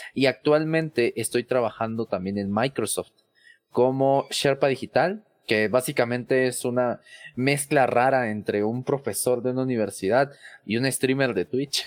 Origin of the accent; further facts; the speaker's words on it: Mexico City, Mexico; yo soy de la Ciudad de México